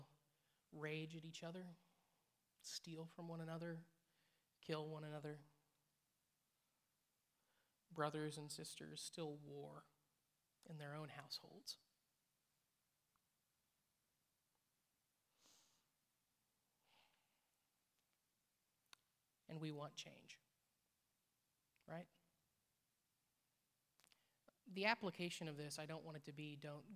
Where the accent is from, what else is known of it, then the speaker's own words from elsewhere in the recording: Indiana, United States; now in Missouri, United States; I come from Indiana. It's Kentucky to us in Indiana.